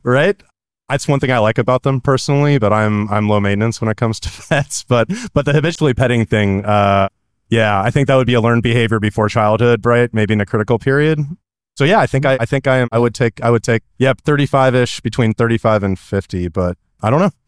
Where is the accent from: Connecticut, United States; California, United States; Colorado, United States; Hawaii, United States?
California, United States; I'm from California